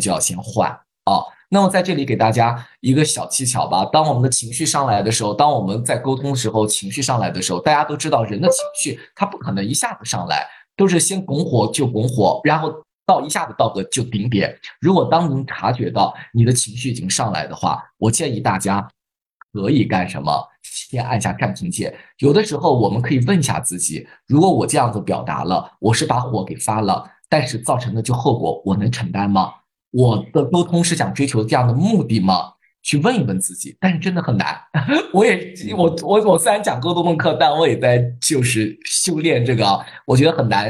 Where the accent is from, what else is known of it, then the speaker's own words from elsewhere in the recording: China; 我们中国人